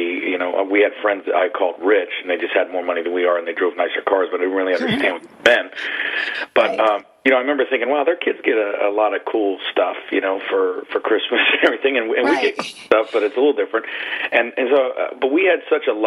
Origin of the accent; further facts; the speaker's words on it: Trenton, New Jersey, United States; I grew up on the East Coast, Trenton, New Jersey